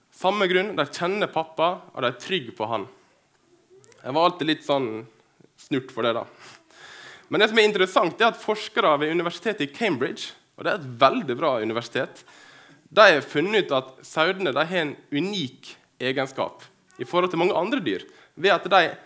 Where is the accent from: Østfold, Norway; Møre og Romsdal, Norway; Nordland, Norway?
Møre og Romsdal, Norway; Dyrkorn; moved away as an adult; now in Kristiansund, Norway; saudene i fjøsen hjemme på Dyrkorn. Eh, jeg bor i Kristiansund